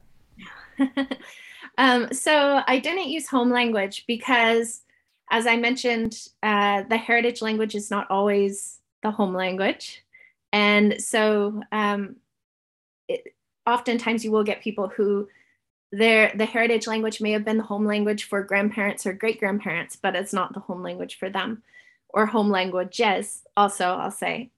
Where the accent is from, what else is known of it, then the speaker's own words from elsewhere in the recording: California, United States; now in New Zealand; I grew up in California, my mom is Ukrainian, and so I grew up Ukrainian American.